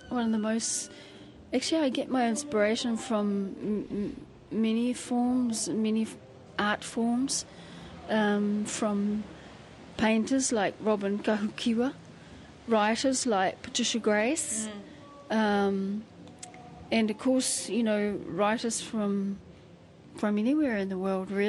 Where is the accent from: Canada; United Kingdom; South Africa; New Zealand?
New Zealand; Taumarunui, Manawatū-Whanganui; I grew up in Ngātai Street in Taumarunui, and I don't know if you know where that is, but no.